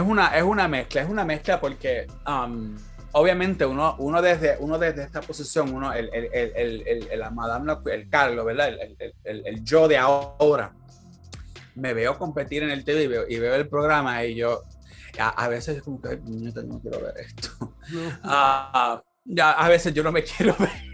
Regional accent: Puerto Rico; moved away as an adult; now in California, United States; yo con la mentalidad que yo tengo de Puerto Rico

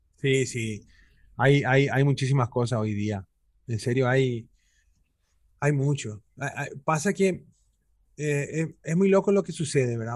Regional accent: Paraguay; esa capacidad camaleónica que tenemos paraguayas y paraguayos

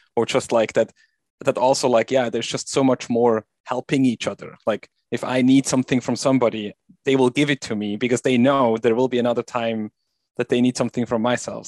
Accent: Switzerland; now in Virginia, United States; I'm originally from Switzerland, and I live in Virginia in the U S now.

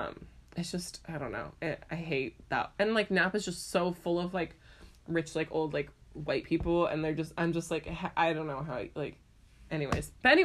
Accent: Ireland; I'm from Ireland.

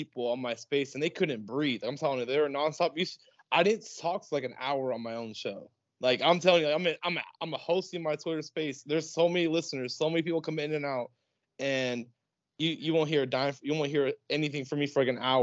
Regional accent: Palm Springs, California, United States; also born or lived in La Quinta, California / Scottsdale, Arizona / Tempe, Arizona / Mesa, Arizona; I grew up in the Palm Springs area. I've lived here for most of my life. I lived in La Quinta, California.

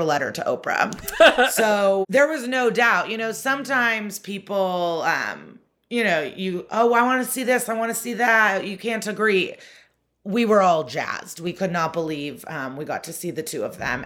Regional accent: Chicago suburbs, Illinois, United States; I grew up in the Chicago suburbs

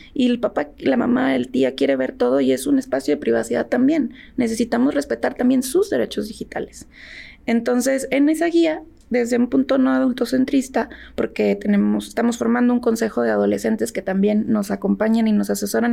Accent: Tamaulipas, Mexico; Yo soy de la frontera, yo nací en Tamaulipas

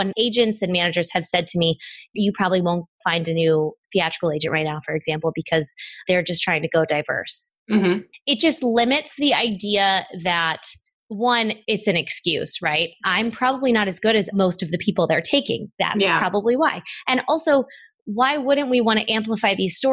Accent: Midwest, United States; moved away; also born or lived in Los Angeles; I grew up in the Midwest

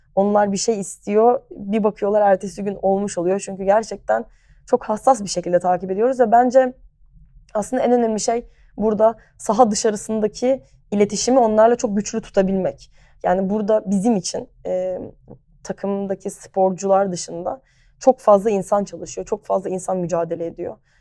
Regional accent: Ayazağa, Istanbul, Turkey; also born or lived in United States / Barcelona, Spain; Ayaza'da büyüdüm.

